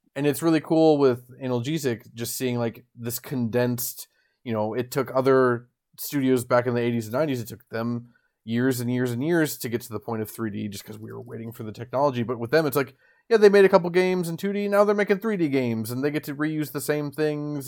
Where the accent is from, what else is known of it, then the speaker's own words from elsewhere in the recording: Midwest, United States; I grew up in the Midwest